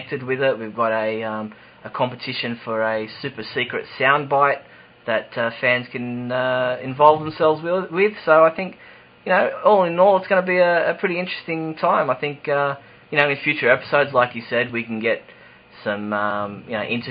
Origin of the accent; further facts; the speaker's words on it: Sydney, New South Wales, Australia; accent: Australian; I'm in Sydney, Australia, if you couldn't tell from my accent.